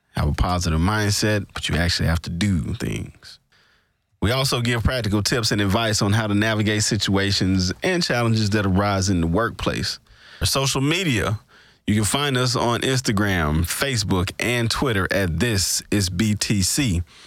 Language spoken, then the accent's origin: English; Greenville, Mississippi, United States; my hometown, Greenville, Mississippi